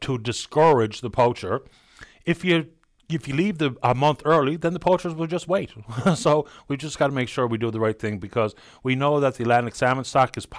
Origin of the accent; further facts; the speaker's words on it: Northern Ireland, United Kingdom; we're Northern Irish Catholics